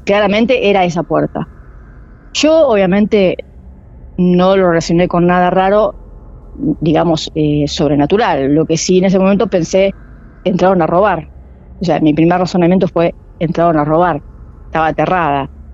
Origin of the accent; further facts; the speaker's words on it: Del Viso, Buenos Aires, Argentina; Ahí nací yo, en Delviso